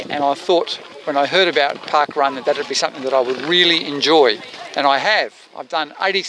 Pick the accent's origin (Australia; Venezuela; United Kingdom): Australia; Launceston, Tasmania; I'm from Launceston. I live here.